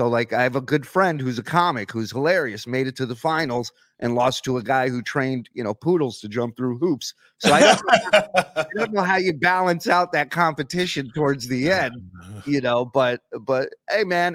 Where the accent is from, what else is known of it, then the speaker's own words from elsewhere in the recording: New York, United States; moved away as an adult; now in Alabama, United States; I'm in Alabama now. I'm a Jew from New York